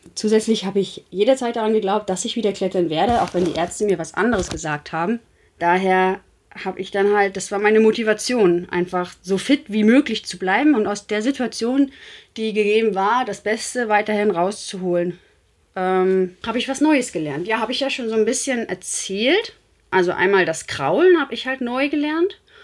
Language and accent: German; Rostock, Mecklenburg-Vorpommern, Germany; ich komme ja aus Rostock